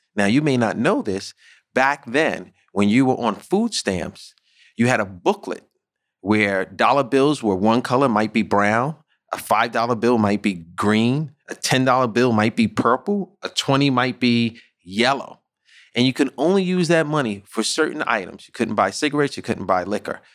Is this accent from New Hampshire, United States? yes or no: no; New York City, New York, United States; growing up in the Bronx, growing up in underserviced areas such as Saint Mary's, which is a project in the Bronx